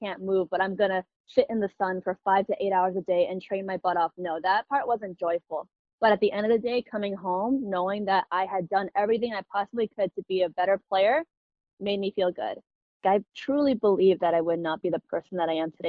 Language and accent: English; Illinois, United States; I was born and raised in Illinois